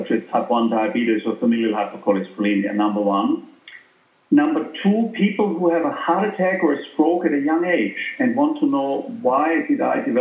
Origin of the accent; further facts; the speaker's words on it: Austria; moved away; I'm from Austria, as you know, originally